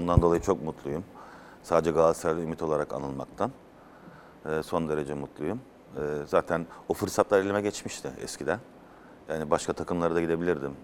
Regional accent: Mannheim, Baden-Württemberg, Germany; moved away as an adult; also born or lived in Afyon, Turkey / Izmir, Turkey; now in Turkey; ben Mannheim'da doğdum, o da Mannheim'da. Biz Thomas'ın arasında bizim kendi şivemiz vardır Almanca

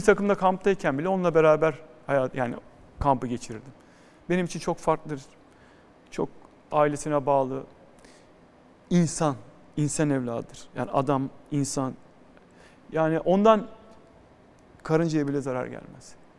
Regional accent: Istanbul, Turkey; also born or lived in Florya, Istanbul; Ben Edirne Kapı Karagümrük'te büyüdüm.

